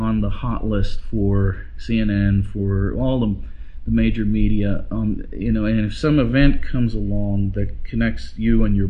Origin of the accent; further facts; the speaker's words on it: New York City, New York, United States; moved away as an adult; also born or lived in Idaho / Cambridge / Hong Kong / Nanjing; now in Hillsborough, United States; I grew up in Brooklyn, New York, mm-hmm. in the city